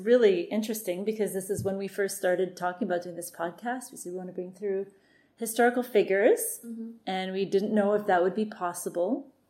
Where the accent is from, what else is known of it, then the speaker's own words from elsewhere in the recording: Canada; I'm Canadian.